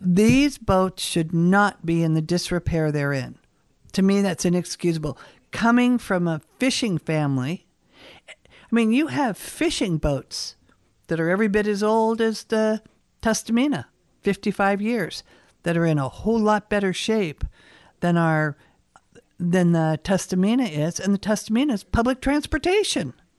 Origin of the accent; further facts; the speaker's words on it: Seattle, Washington, United States; moved away as an adult; now in Kodiak, United States; I was born in Seattle